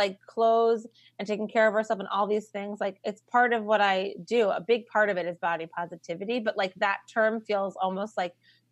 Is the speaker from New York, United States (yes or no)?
yes; New York, United States; I'm from New York.